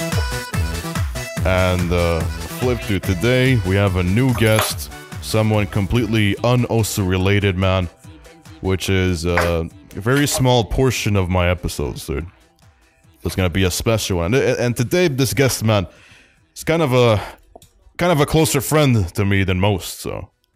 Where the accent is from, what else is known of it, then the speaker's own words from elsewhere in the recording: Argentina; I was from Argentina